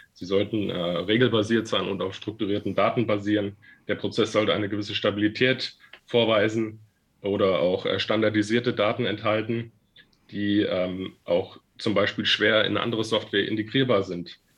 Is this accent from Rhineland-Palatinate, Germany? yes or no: no; Fulda, Hesse, Germany; moved away as an adult; also born or lived in Frankfurt / Mainz; Nach den drei Jahren in meiner Heimatstadt in Fulda bin ich dann ins Rhein-Main-Gebiet nach Frankfurt gezogen